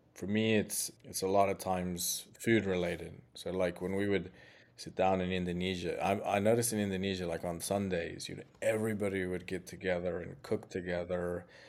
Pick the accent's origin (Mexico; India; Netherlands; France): Mexico; "Where are you from?" and I say Mexico